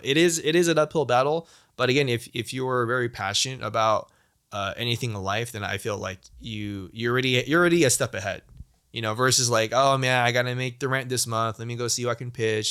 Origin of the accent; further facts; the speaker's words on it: United States; being Asian American, especially being Chinese American